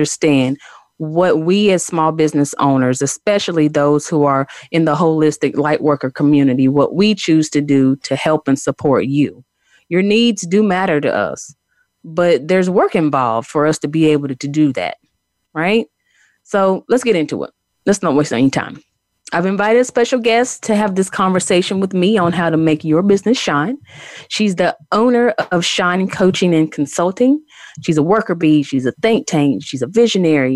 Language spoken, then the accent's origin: English; Morganton, North Carolina, United States; my hometown of Morganton, North Carolina